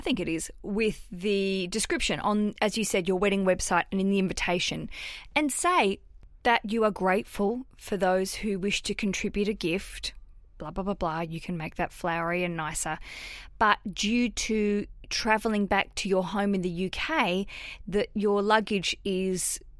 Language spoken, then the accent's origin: English; Canada; So I am from Canada and my fiancé is from New Zealand.